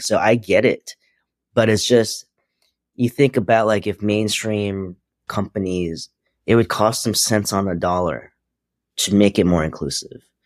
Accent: New York City, New York, United States; also born or lived in Hong Kong; now in Los Angeles, United States; just raised in Queens. I was born in Hong Kong

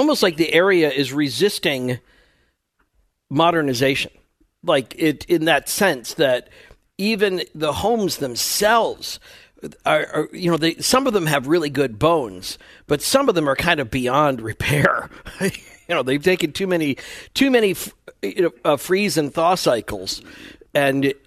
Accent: outside of Chicago, Illinois, United States; moved away as an adult; also born or lived in Minnesota / Iowa; I grew up outside of Chicago originally

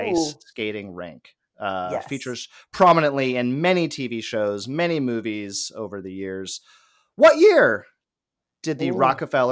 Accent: Los Angeles, California, United States; growing up in Los Angeles

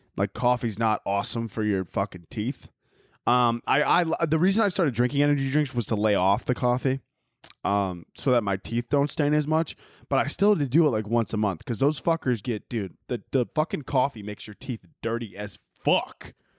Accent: Chicago, Illinois, United States; moved away; I grew up in Chicago, not the Arabian desert.

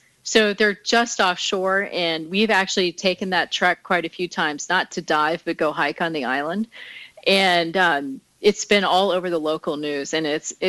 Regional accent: Chevy Chase, Maryland, United States; also born or lived in Alexandria, United States / Florida, United States / Maine, United States / California, United States; I grew up in Chevy Chase, in a place called Kenwood, and then also in Old Town Alexandria for part of my life.

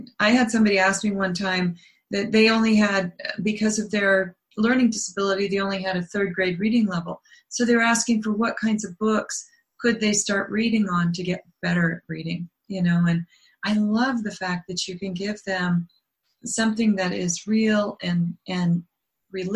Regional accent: Denver, Colorado, United States; also born or lived in Las Vegas, Nevada; now in Montana, United States; was also raised in the Rocky Mountains in Denver

